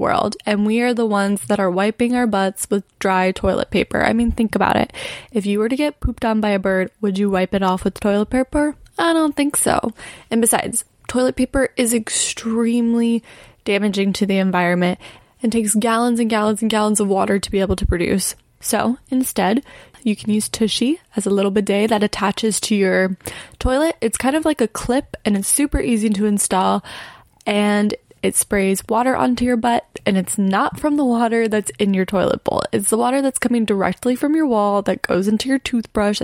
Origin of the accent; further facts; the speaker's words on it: Florida, United States; now in California, United States; the Florida girl that moved to California